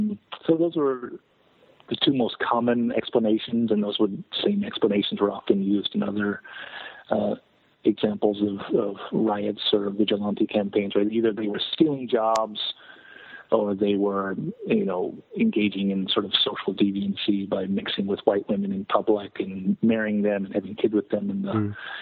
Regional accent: Yakima, Washington, United States; correct, in Yakima, my hometown.

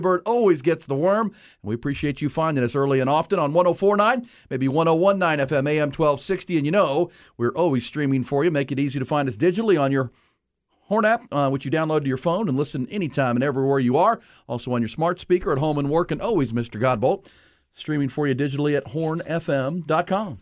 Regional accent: Akron, Ohio, United States; I grew up in Northeast Ohio and just south of Cleveland there in Akron, Ohio

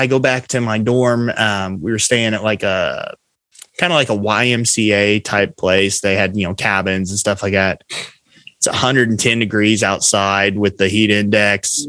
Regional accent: Du Quoin, Illinois, United States; in my hometown of DuQuoin, Illinois

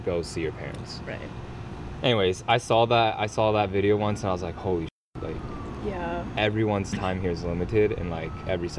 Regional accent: Cincinnati, Ohio, United States; we grew up in in Cincinnati, Ohio, which is in Ohio. So we were the minority growing up for sure.

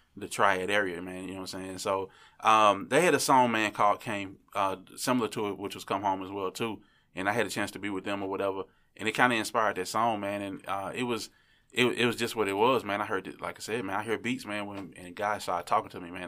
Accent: Memphis, Tennessee, United States; I'm from Memphis

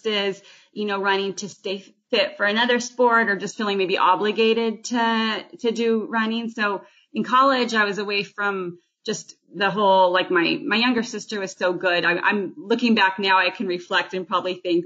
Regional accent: Corvallis, Oregon, United States; I grew up in Corvallis

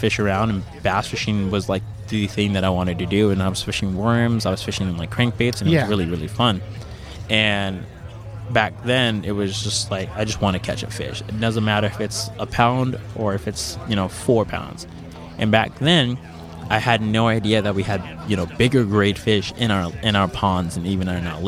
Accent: Arizona, United States; I grew up in Arizona

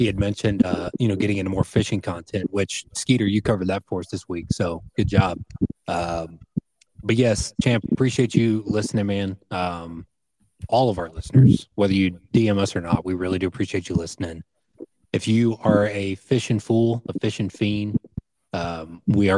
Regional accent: Missouri, United States; we were raised here in Mid-Missouri.

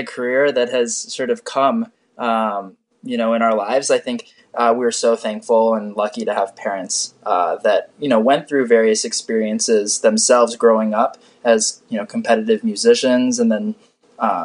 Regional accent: Connecticut, United States; moved away; we had a great childhood growing up in Connecticut

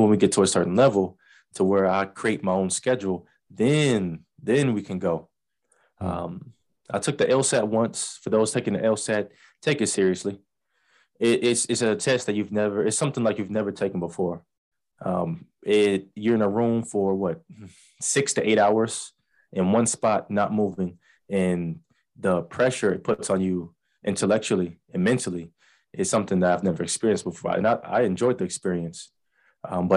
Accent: Langston, Oklahoma, United States; also born or lived in Chicago, Illinois; I came out to Oklahoma in what, third grade. So, and I pretty much grew up in Langston.

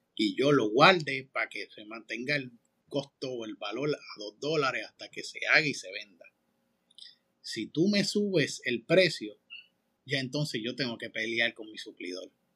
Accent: Manatí, Puerto Rico; moved away; yo soy de Manatí, del Campito

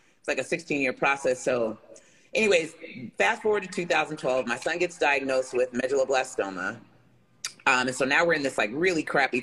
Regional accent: Jersey City, New Jersey, United States; I am originally from Jersey City, New Jersey, which is where I currently reside. I grew up, in a traditional kind of black family

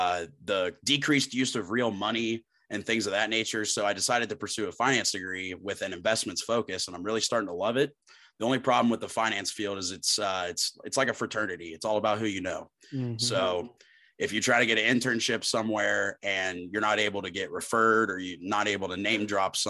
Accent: Pataskala, Ohio, United States; now in Athens, United States; I'm from Pataskala, Ohio, same town as Cole, went to the same high school as Cole

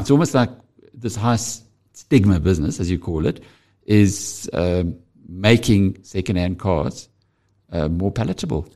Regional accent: KwaZulu-Natal, South Africa; I'm from KwaZulu-Natal

